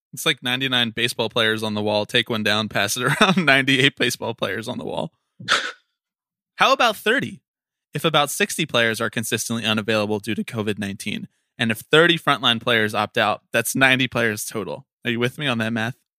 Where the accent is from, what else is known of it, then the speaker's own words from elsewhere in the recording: Philadelphia, Pennsylvania, United States; my hometown 215